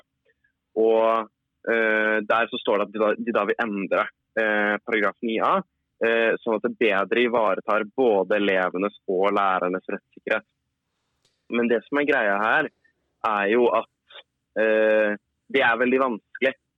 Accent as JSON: {"language": "Norwegian", "region": "Oslo", "country": "Norway", "said": "jeg kommer fra Oslo"}